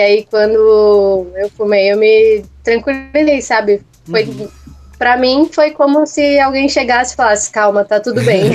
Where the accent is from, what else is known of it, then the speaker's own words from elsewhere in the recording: Ceará, Brazil; now in São Paulo, Brazil; sou de São Paulo, mas na verdade sou natural do estado do Ceará.